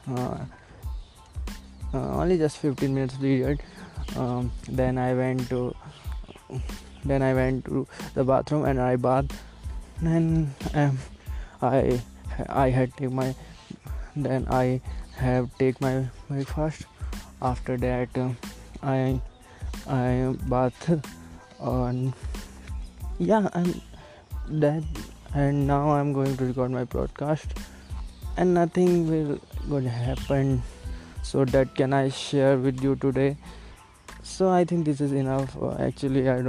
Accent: Delhi, India; English is a second language; moved away as an adult; now in Hyderabad, India; I'm from Delhi. Actually I used to live there. I am currently studying in Hyderabad and uh, my English is not so good

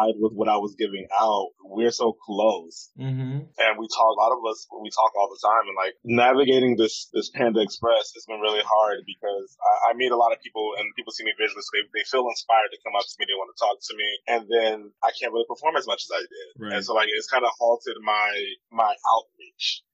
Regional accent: St. Petersburg, Florida, United States; also born or lived in New Orleans, Louisiana; now in Tampa, United States; I'm originally from St. Petersburg

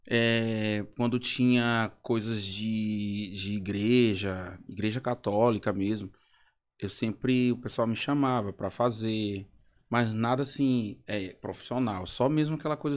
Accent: Caxias, Brazil; Mas lá na, na minha cidade, que eu sou de Caxias, né?

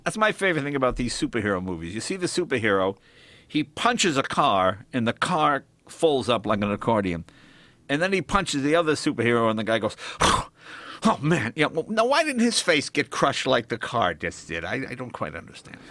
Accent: Boston, Massachusetts, United States; also born or lived in New York; I was born in New York and I moved to Boston when I was, like, ten

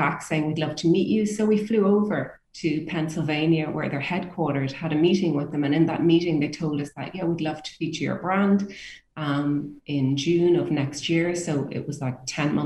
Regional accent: Ireland; as Irish people

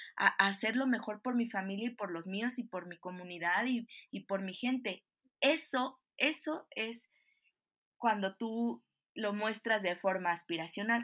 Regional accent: Mexico; como mexicana

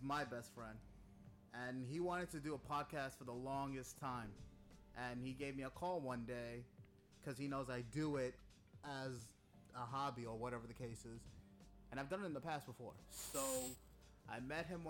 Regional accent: Long Island, New York, United States; we're from Long Island

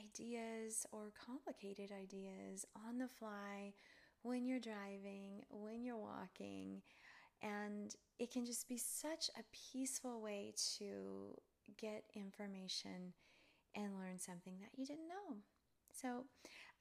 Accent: Charleston, Tennessee, United States; also born or lived in Cleveland, Tennessee; I was born in Cleveland, Tennessee, and grew up in a little town near there called Charleston, Tennessee.

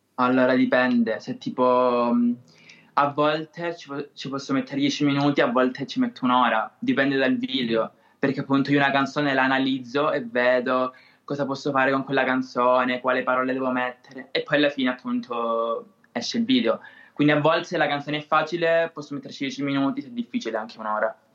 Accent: Siderno, Calabria, Italy; accent: Calabrian; Sono di Siderno, in provincia di Reggio Calabria

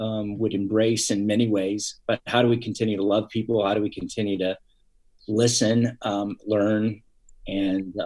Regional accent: Fresno, California, United States; now in San Diego, United States; Originally from the Central Valley, California. So the Fresno, Clovis area, and born and raised in there.

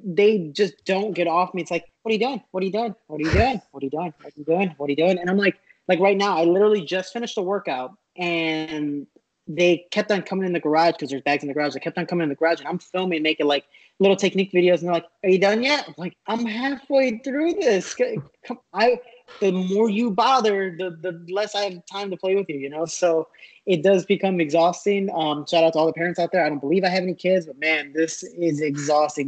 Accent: United States; I'm an American

